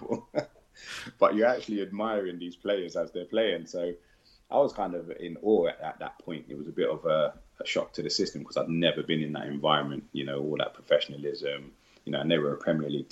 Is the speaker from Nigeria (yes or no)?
no; London, United Kingdom; I'm from Northwest London